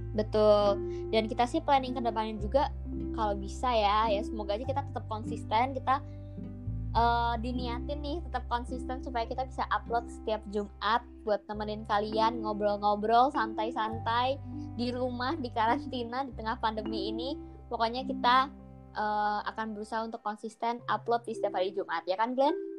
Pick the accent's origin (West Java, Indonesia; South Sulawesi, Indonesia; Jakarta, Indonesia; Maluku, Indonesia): West Java, Indonesia; Bandung; gue dari Bandung. Gue tinggal di Bandung juga saat ini